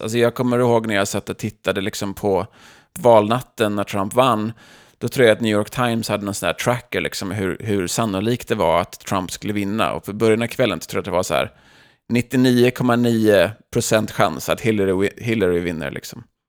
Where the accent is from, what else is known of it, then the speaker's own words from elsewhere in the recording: Sweden; now in United States; som svenskar